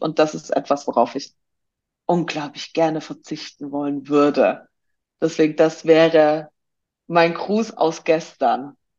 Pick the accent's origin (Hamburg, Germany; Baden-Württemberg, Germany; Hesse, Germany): Baden-Württemberg, Germany; Swabia; im tiefsten, tiefsten ne, äh, schwäbischen Ländle, wie wir Schwaben so schön sagen